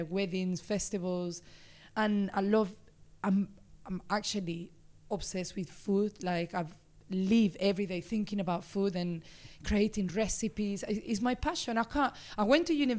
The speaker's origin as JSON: {"language": "English", "town": "Seville", "region": "Andalusia", "country": "Spain", "tie": "born or raised there", "second_language": "English", "moved": "as an adult", "lives_now": "Birmingham, United Kingdom", "said": "As you can tell, I'm Spanish. I was born in Seville. It's a beautiful city in the south of Spain"}